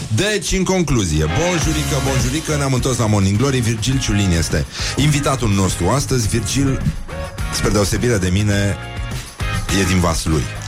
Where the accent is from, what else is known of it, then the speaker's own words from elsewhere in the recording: Brăila, Brăila County, Romania; eu sunt din Brăila